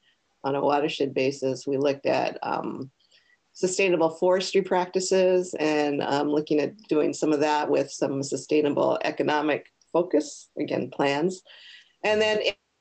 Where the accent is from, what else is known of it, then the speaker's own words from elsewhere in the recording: Portland, Oregon, United States; I was born and raised in Portland. So I'm a first generation mainlander from Hawaii. My parents are from there. So an Oregonian for sure.